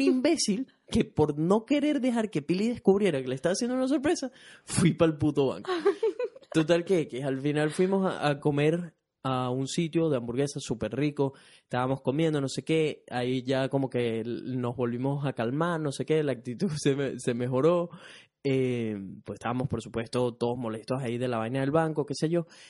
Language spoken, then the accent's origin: Spanish; Venezuela; now in Brisbane, Australia; soy un latino, específicamente venezolano, que reside en Brisbane, Australia